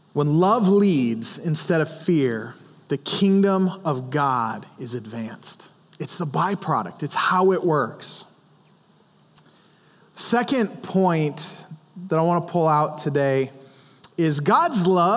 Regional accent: Montana, United States; I grew up in Montana where we hunted and all of those kinds of things

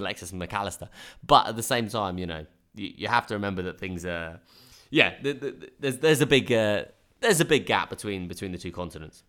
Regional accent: Brighton, South East England, United Kingdom; I grew up in Brighton

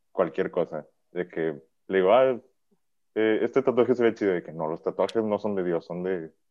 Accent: Monterrey, Nuevo León, Mexico; yo soy de Monterrey.

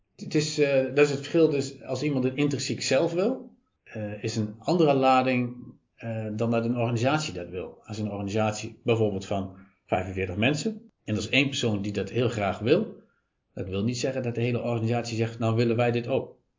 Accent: Apeldoorn, Gelderland, Netherlands; Geboren en getogen in Wenenwiesel.

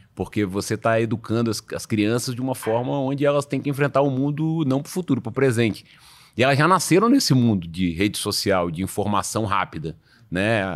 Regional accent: Espírito Santo, Brazil; moved away; Eu sou do Espírito Santo

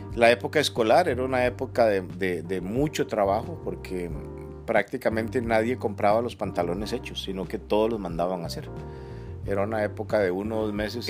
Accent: Siquirres, Limón, Costa Rica; yo soy siquireño, soy, soy limonense. Nací en un pueblito que se llama El Cairo de Siquires

